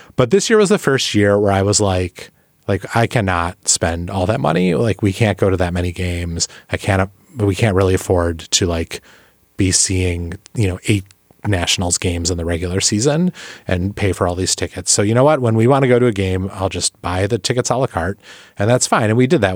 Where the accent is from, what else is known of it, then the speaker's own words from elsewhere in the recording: Milwaukee, Wisconsin, United States; now in Washington, D.C., United States; the Milwaukee Brewers, my hometown team